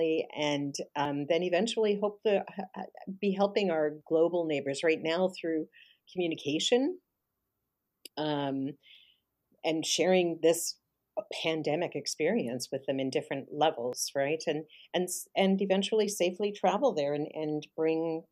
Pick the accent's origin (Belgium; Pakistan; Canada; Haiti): Canada; I'm definitely Canadian. I'm proud to be Canadian